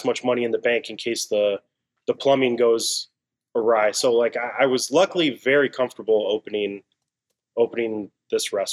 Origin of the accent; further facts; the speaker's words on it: Arcadia, California, United States; moved away as an adult; also born or lived in New York; now in Chicago, United States; I grew up in Los Angeles. So Arcadia, which is right next to Pasadena